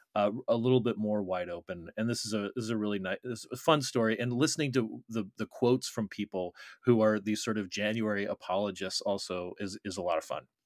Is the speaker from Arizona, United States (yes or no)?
yes; Arizona, United States; Arizona, my home state